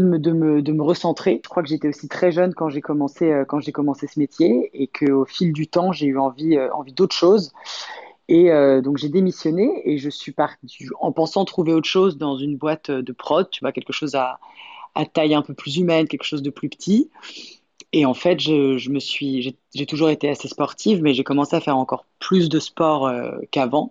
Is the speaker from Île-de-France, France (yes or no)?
yes; Paris, Île-de-France, France; also born or lived in Los Angeles; Paris, c'est vraiment bah ma, ville, euh, ma, ville quoi. Je nais, élevé, euh, nourri